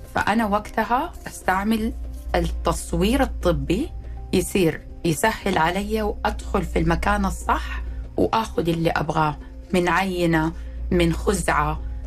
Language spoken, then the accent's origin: Arabic; Saudi Arabia; أنا طبيبة سعودية، تخرجت من جامعة الملك عبد العزيز